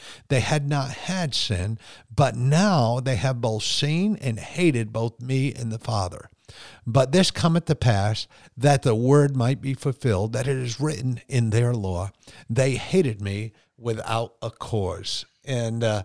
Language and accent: English; United States; as an American Christian